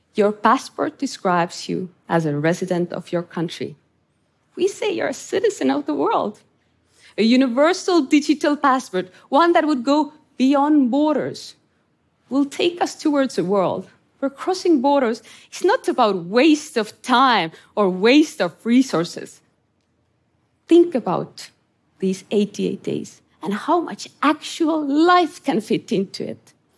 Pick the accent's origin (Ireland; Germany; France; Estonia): Estonia; moved away; I grew up in Estonia under Soviet occupation